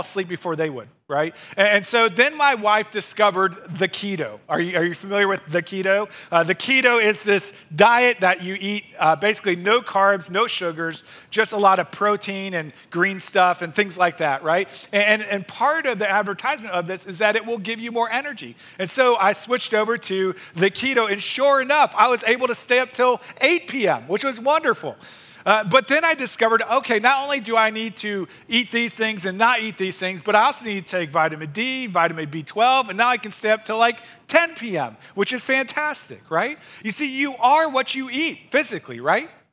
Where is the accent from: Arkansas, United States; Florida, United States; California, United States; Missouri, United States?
Missouri, United States; moved away as an adult; now in Wisconsin, United States; I was raised in Missouri